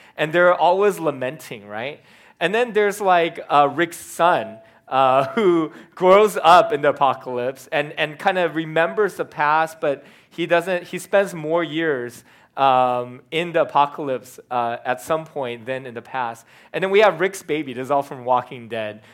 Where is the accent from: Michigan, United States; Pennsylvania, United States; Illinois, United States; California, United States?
California, United States; being a Californian